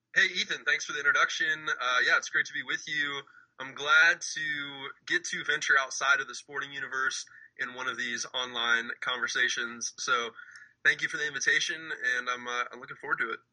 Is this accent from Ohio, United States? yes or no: yes; Dublin, Ohio, United States; also born or lived in New Jersey; when I was younger, I moved from New Jersey to Ohio right around first grade